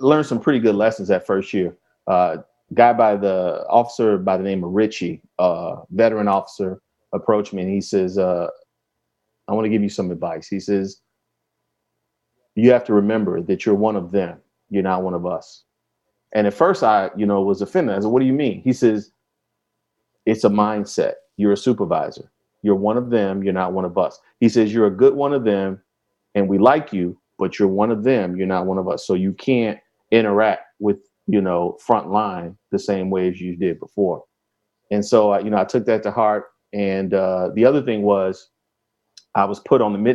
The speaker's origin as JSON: {"language": "English", "town": "Chicago", "region": "Illinois", "country": "United States", "said": "Yeah, so I'm from Chicago."}